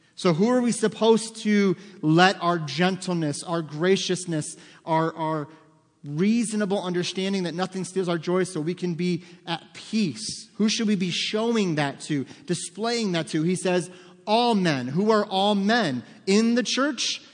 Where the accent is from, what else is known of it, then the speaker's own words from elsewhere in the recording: United States; as American Christians